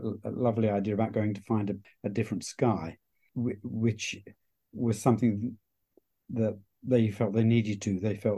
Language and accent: English; Hounslow, London, United Kingdom; now in Suffolk, United Kingdom; Well, I have to confess that I'm not a Suffolk man. I'm a West London boy, actually.